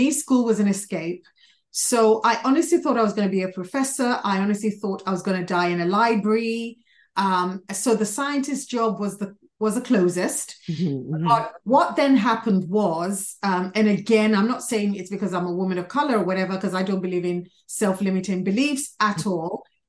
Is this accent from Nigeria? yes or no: yes; Nigeria; also born or lived in London, United Kingdom; I was born in London, went to primary school in London, then got taken back to Nigeria, where it was a massive culture shock.